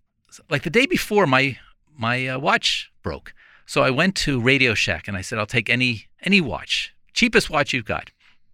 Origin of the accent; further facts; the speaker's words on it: Glen Head, New York, United States; It was great. It was a combination of Mayberry, small town America. Everybody knew each other. We walked to school.